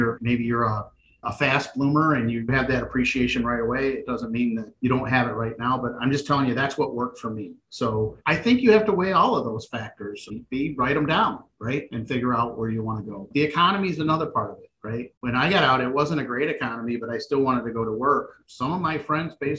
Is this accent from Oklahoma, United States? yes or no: no; Michigan, United States; I'm from Michigan, born and raised